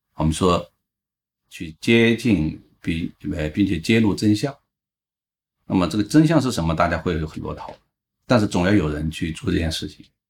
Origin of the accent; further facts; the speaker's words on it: Guizhou, China; 因为贵州是我的家乡